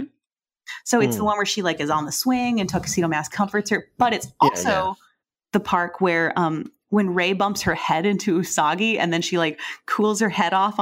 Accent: United States; As an American

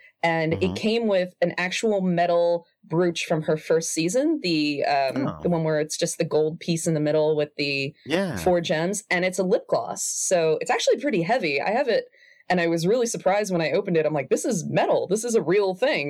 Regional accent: United States; I'm giant American

